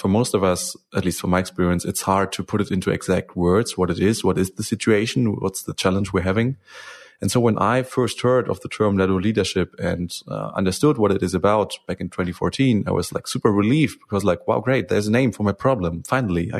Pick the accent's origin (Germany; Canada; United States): Germany; English is a second language; I'm from Germany